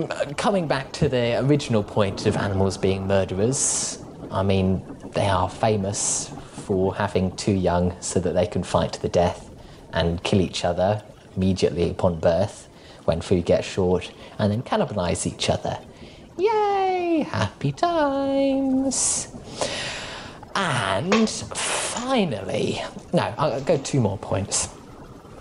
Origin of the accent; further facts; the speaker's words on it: Australia; moved away as an adult; now in United Kingdom; I only moved to Australia when I was about 5